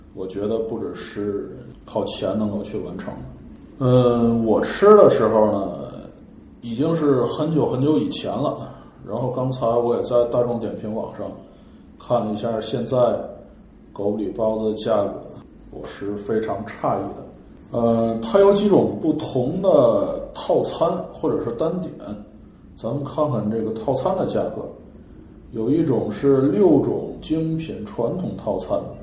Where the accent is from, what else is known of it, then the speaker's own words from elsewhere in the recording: Tianjin, China; 我们天津人 清汤实际上我们不吃麻花儿